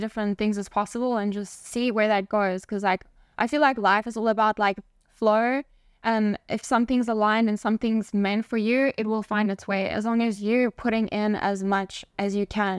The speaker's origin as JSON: {"language": "English", "country": "South Africa", "tie": "born or raised there", "also_born_or_lived": "Spain / Barcelona, Spain", "moved": "as an adult", "said": "being born and raised in South Africa"}